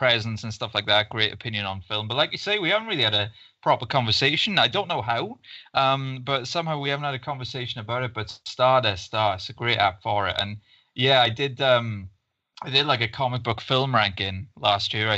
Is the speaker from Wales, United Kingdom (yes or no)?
yes; Ystradgynlais, Wales, United Kingdom; I kind of grew up there and everything, and it's just this small town just outside of Swansea, in the Swansea Valleys.